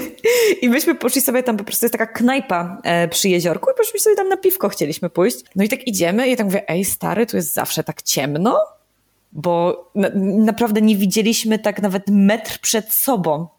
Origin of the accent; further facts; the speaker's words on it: Opole, Opole Voivodeship, Poland; moved away as an adult; also born or lived in Kraków; wróciłam w moje rodzinne strony jako córa marnotrawna. I mieszkam teraz w Opolu